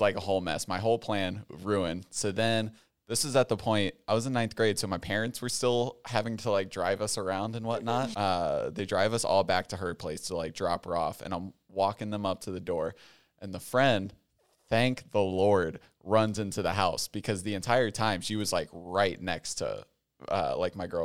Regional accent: Cincinnati, Ohio, United States; I grew up in Cincinnati, Ohio

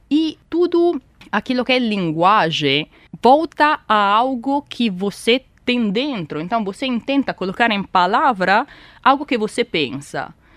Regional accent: Italy; now in Brazil; sou italiana e sou matemática

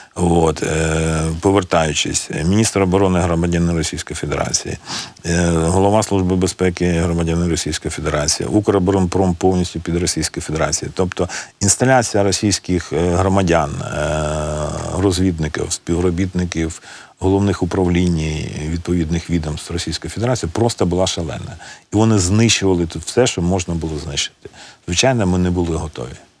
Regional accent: Luhansk, Luhansk Oblast, Ukraine; now in Kyiv, Ukraine; Я з Луганська

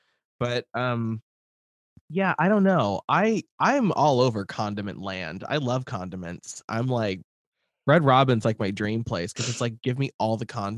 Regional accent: Midwest, United States; I'm just from the Midwest

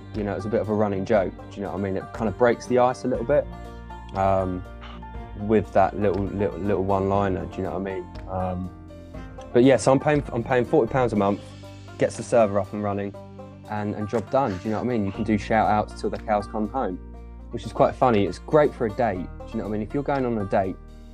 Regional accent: West Sussex, South East England, United Kingdom; now in Essex, United Kingdom; I'm from West Sussex

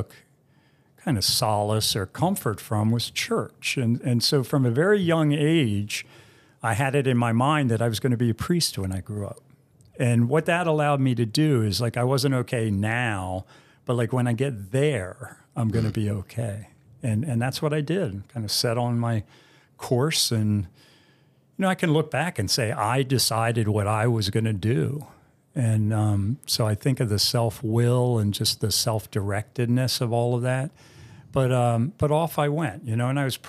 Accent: Bethesda, Maryland, United States; I grew up in Bethesda, so upper middle class

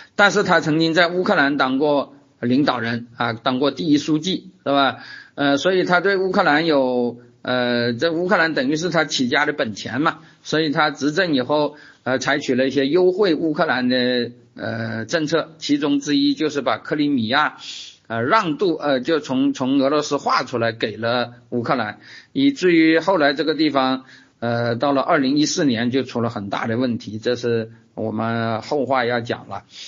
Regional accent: China; 我们中国人

